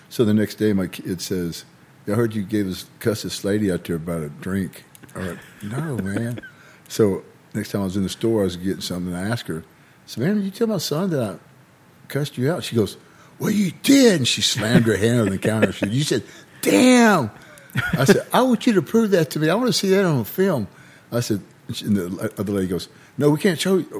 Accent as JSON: {"language": "English", "country": "United States", "tie": "born or raised there", "said": "I've lived here my whole life"}